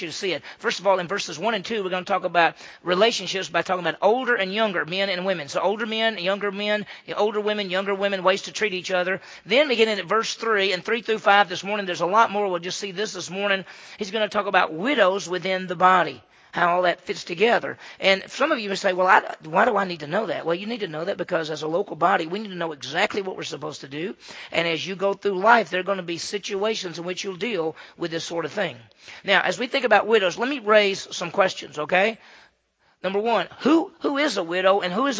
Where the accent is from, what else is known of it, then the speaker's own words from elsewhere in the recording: Meridian, Mississippi, United States; I grew up in the South, right? I grew up in Meridian, Mississippi.